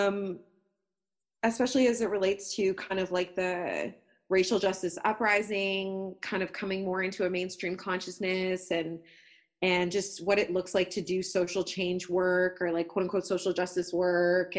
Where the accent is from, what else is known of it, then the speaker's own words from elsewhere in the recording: Toronto, Ontario, Canada; I grew up in Scarborough in Toronto, East End